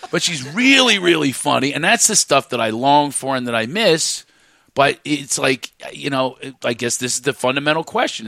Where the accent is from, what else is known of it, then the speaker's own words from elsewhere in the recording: Philadelphia, Pennsylvania, United States; I'm from Philly